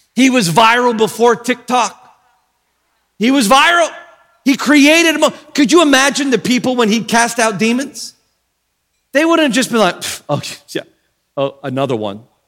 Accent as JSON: {"language": "English", "country": "Australia", "said": "I'm from Australia, and in Australia, they kind of run words together a lot"}